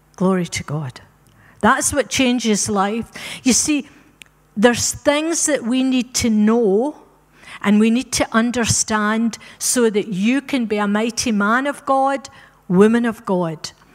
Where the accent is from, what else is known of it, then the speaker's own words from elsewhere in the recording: Scotland, United Kingdom; moved away; also born or lived in Africa; We're Scottish by birth, but we're African by rebirth